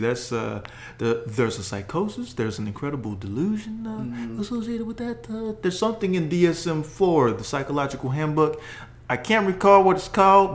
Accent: Kentucky, United States; I'm from Kentucky

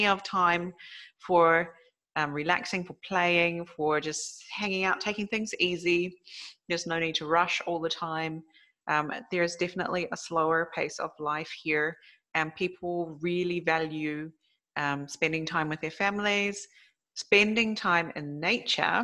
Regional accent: South Island of New Zealand, New Zealand; now in Japan; my childhood in New Zealand, because that's mainly what we have as nature. And especially where I grew up down in the South Island of New Zealand

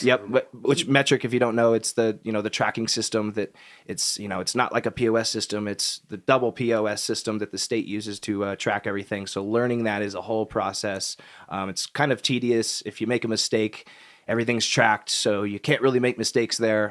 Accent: Kansas City, United States; moved away; growing up in Kansas City

